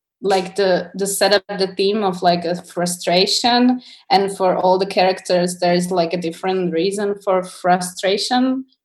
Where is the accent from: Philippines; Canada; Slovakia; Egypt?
Slovakia; English is a second language; also born or lived in Czech Republic; because we grew up in here in Slovakia and Czech.